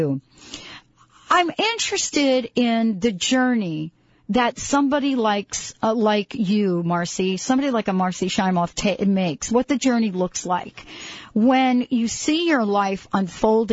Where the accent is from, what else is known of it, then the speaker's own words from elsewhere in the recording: New York, United States; I'm from New York, right? So, you know, almost every apartment building, I grew up in the projects